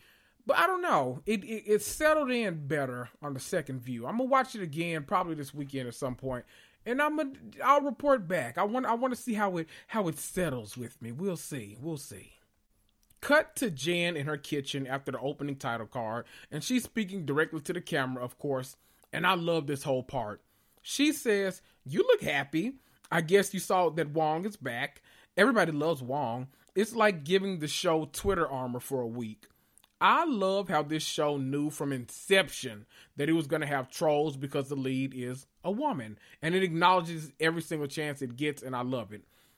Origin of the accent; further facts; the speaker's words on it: the South, United States; people didn't understand anything I said when I moved from the South up to the Midwest.